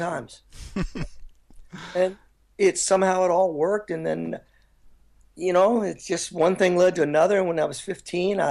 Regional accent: Kentucky, United States; I grew up in the Midwest, like in Kentucky

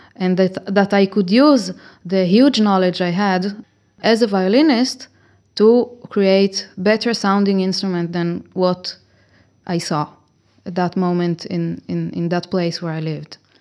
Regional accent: Israel; moved away as an adult; now in Cremona, Italy; I am originally from Israel

